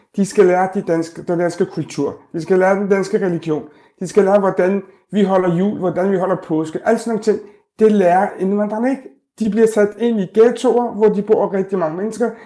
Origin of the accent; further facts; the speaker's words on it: Denmark; som danskere, kan vi øh, invitere vores børns øh, venner hjem